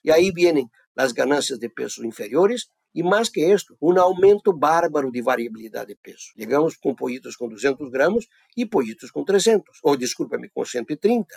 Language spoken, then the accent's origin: Spanish; Brazil; also born or lived in Davis, California, United States / Athens, Georgia, United States; Mi origen, yo soy brasileño, vivo acá en el sur de Brasil